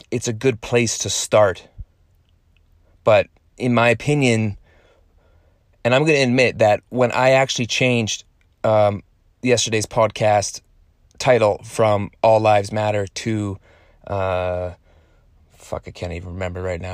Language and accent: English; Canada; born in Canada, and then I'm Canadian